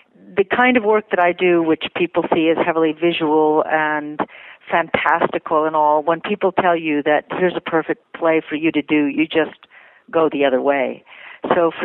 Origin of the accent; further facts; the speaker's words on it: outside of Boston, Massachusetts, United States; I grew up outside of Boston, and was a part of Boston Children's Theater